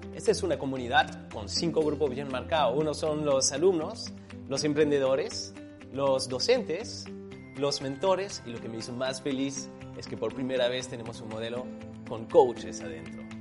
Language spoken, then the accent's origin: Spanish; Xicotepec de Juárez, Puebla, Mexico; moved away as an adult; now in Yucatán, Mexico; yo soy originaria de la Sierra Norte de Puebla, Chicotepec de Juárez, Puebla, y radico en Yucatán ya aproximadamente hace 15 años